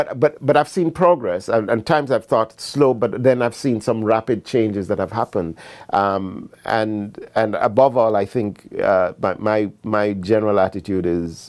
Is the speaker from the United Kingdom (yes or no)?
no; Jamaica; moved away as an adult; also born or lived in Canada; finally would leave Jamaica to study in Canada, I was in my mid to late 20s. So I was fully ensconced as a Jamaican, but of course with the all constant knowledge that my home is Ghana.